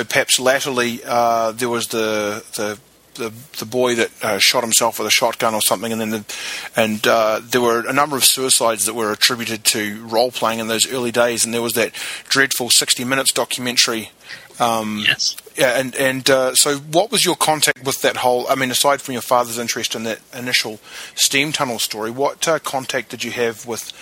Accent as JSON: {"language": "English", "country": "New Zealand", "tie": "born or raised there", "said": "I grew up in New Zealand"}